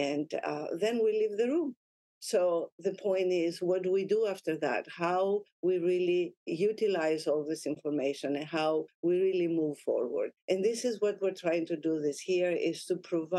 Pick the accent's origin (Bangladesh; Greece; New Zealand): Greece; moved away as an adult; also born or lived in Lebanon / Naples, Italy; now in United States; I was born in Lebanon, and I moved to Greece with my mom when I was about 6 years old.